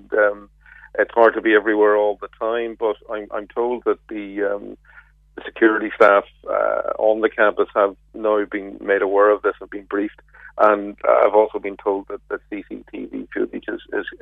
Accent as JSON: {"language": "English", "town": "Belfast", "region": "Northern Ireland", "country": "United Kingdom", "said": "I'm from Belfast myself"}